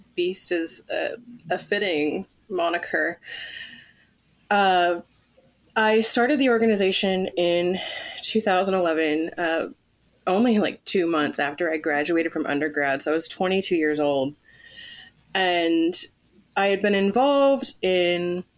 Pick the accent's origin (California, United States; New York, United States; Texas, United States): California, United States; moved away; also born or lived in Pittsburgh; Growing up in California